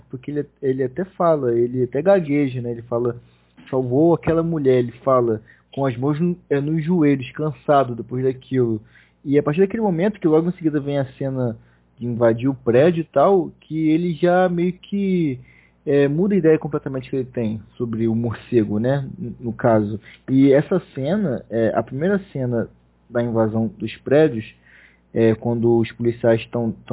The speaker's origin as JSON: {"language": "Portuguese", "region": "Rio de Janeiro", "country": "Brazil", "said": "Eu sou carioca, abraçava ele, cara."}